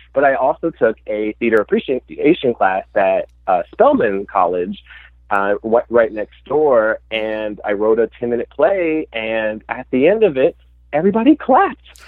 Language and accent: English; Memphis, Tennessee, United States; I'm from Memphis, Tennessee, mm-hmm. and I grew up, you know, going to the Lorraine Motel